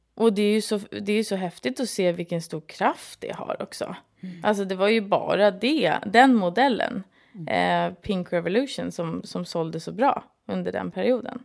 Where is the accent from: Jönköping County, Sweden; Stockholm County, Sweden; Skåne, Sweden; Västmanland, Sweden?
Stockholm County, Sweden; Stockholm; also born or lived in London; Jag är från Stockholm